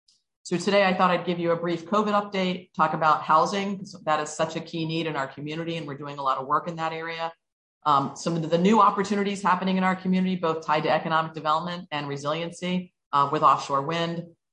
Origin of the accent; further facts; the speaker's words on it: Hawaii, United States; born there; now in Salem, United States; You know, I'm not a Salem native. I'm actually a Navy brat. My dad is from Lynn. I was born in Hawaii, lived on both coasts. I came to Salem to go to school